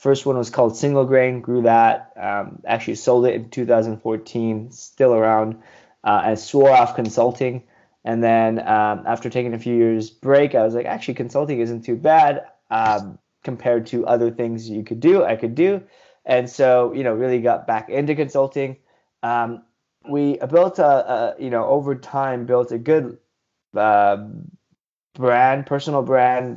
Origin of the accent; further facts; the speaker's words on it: Southern California, United States; also born or lived in India; I grew up in Southern California, born in India. I came here as a baby